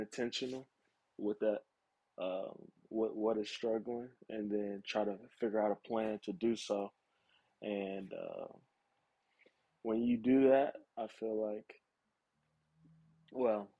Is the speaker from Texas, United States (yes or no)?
yes; Houston, Texas, United States; I'm from Houston